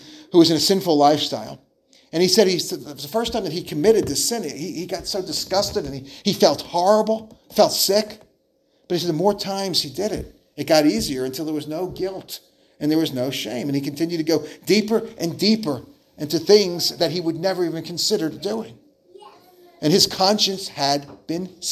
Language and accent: English; New Jersey, United States; growing up in New Jersey, it was a very heavy Jewish area